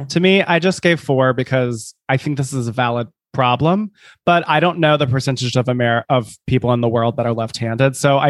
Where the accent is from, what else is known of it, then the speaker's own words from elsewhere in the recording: the South, United States; I was raised in the South as a Southerner